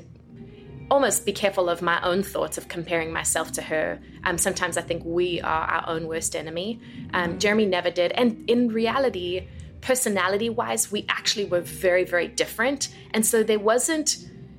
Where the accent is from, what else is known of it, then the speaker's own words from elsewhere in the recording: South Africa; moved away as an adult; now in United States; I was born and raised in South Africa